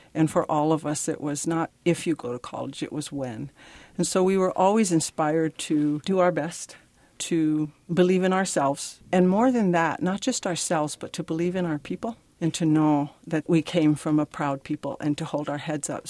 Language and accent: English; Pine Ridge, South Dakota, United States; I am originally from Pine Ridge, South Dakota. I grew up on the reservation.